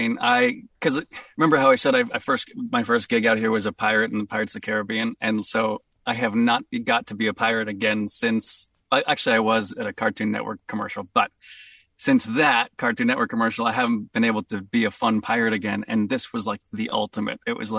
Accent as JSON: {"language": "English", "town": "Boston", "region": "Massachusetts", "country": "United States", "accent": "Boston", "said": "I was so stoked that it was like my true natural accent going to come out in the game."}